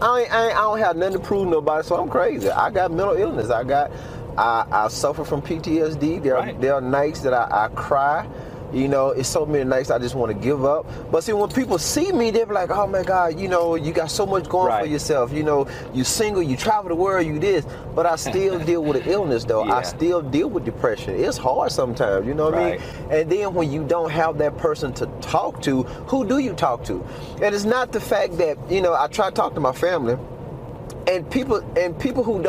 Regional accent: Magnolia, Arkansas, United States; also born or lived in Little Rock, Arkansas / Albuquerque, New Mexico; now in Farmington, United States; I'm from Arkansas. Magnolia, Arkansas.

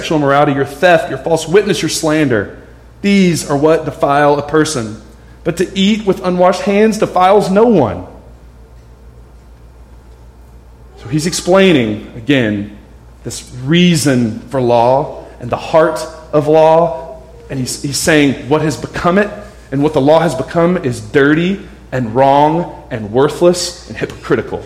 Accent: United States; we're American

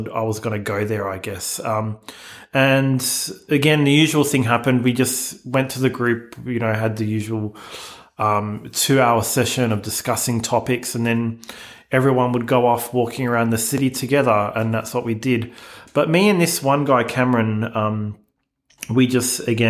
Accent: Melbourne, Victoria, Australia; growing up in Melbourne, Australia, growing up in the 90s

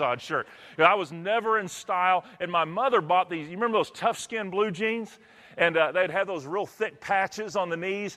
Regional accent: Texas, United States; Where I'm from Texas

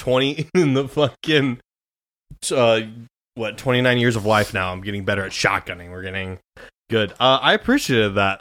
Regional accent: Grand Island, Nebraska, United States; moved away as an adult; now in New York, United States; I'm from Grand Island, Nebraska

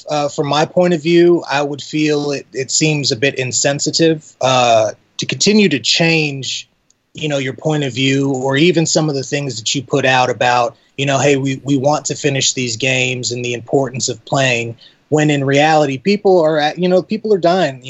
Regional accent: Texas, United States; also born or lived in Ipswich, United Kingdom; So I was born in Ipswich. Okay. My family moved to Texas when I was about 1.

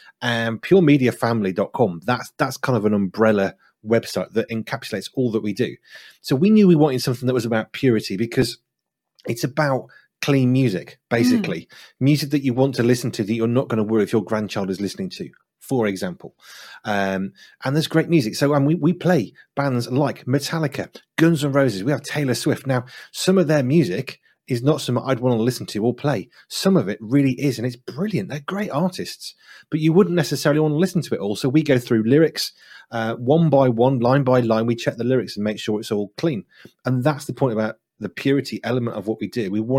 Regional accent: West Midlands, United Kingdom; And so I decided what I would do, because I'm from the Black Country, is I would slow my speech down.

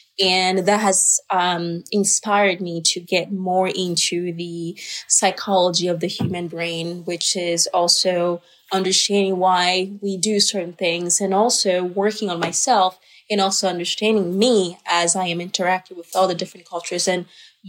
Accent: Côte d’Ivoire; born there; I was born in Ivory Coast

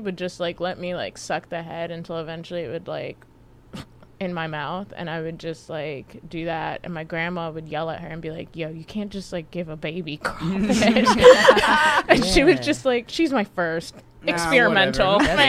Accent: Louisiana, United States; born there; I was born in Louisiana.

